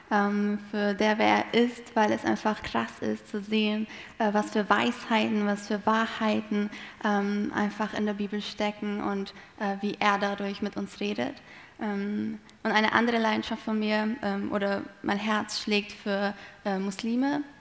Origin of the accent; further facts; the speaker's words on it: Malatya, Turkey; also born or lived in Adana; now in Germany; also ich bin in Adana geboren, in Malatya aufgewachsen. Das sind zwei Städte im Osten der Türkei.